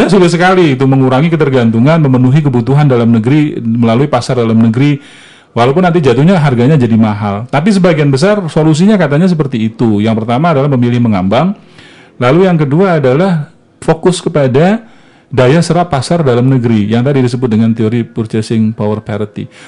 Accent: South Sumatra, Indonesia; seperti yang saya ceritakan di yang di kampung saya di Sumatera Selatan Bukit Barisan bertahan

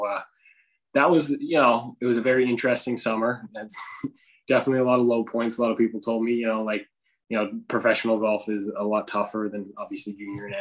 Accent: Canada; I'm from Canada

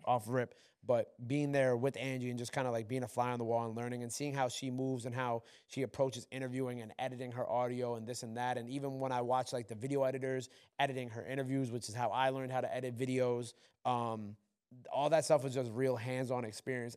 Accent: New York, United States; I'm from New York

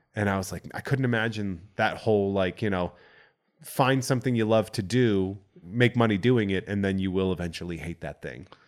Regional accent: central Massachusetts, United States; accent: Boston; I grew up on a farm in central Massachusetts.

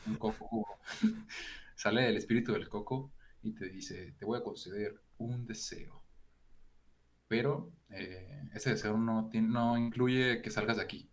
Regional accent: Mexico; soy un mexicano sin mostacho

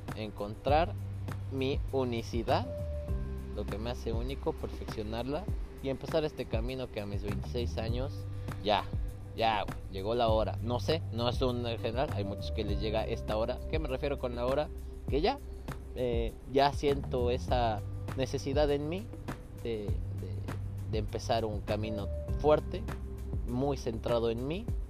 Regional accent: Mexico; now in Scotland; como mexicano

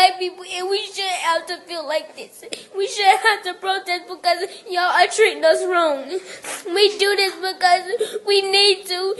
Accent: Charlotte, North Carolina, United States; I've been born and raised in Charlotte.

